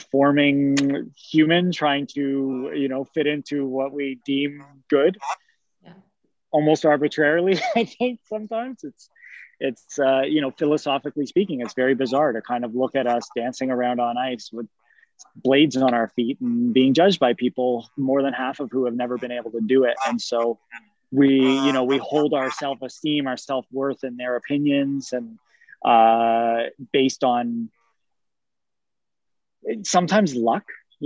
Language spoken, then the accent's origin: English; Canada; growing up in Canada as a male figure skater at hockey rinks while I played hockey as well was very challenging at times.